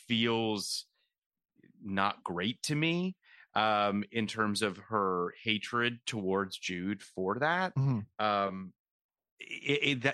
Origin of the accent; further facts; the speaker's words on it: Canada; now in United States; I am Canadian